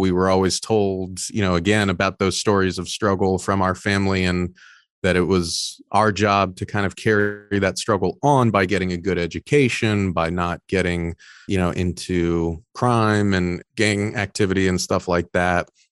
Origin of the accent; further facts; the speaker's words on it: Orange County, Southern California, United States; I was born in Orange County, Southern California, first generation Mexican-American